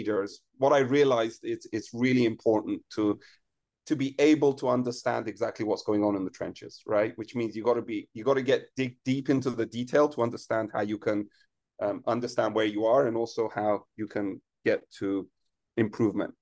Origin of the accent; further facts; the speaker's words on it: Iran; moved away; I grew up in Iran and I was very young before the revolution